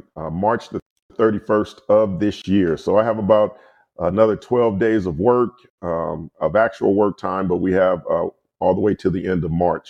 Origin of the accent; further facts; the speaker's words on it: Compton, California, United States; because I pastor a church in Compton. So they were like, you're a pastor in Compton. I grew up in Compton.